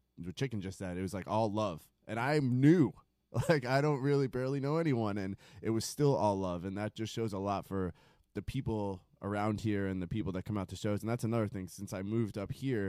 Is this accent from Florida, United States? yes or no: yes; Hollywood, Florida, United States; also born or lived in Bronx, New York / Deerfield Beach, Florida; now in Rome, New York, United States; I'm from Hollywood originally. That's where I went to school